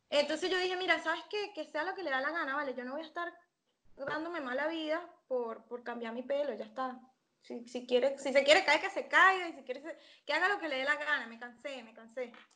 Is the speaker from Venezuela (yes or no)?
yes; San Antonio de los Altos, Miranda, Venezuela; moved away as an adult; also born or lived in Caracas; now in Argentina; yo soy venezolana, soy de Caracas. Eh, crecí en San Antonio de los Altos, cerca de Caracas, pero no es Caracas